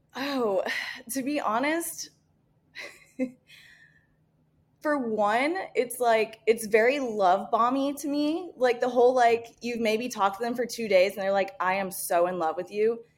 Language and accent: English; Indiana, United States; moved away; spent half of my life growing up in the Midwest. Uh, I'm originally from Indiana